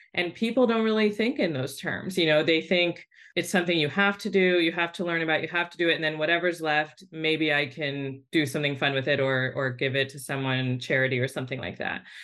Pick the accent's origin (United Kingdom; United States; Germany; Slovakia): United States; Bay Area, California; I grew up in the Bay Area with a single mom